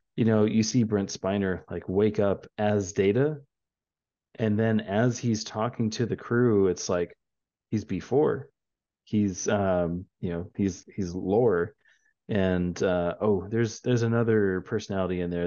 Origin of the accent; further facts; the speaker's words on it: San Antonio, Texas, United States; We are from San Antonio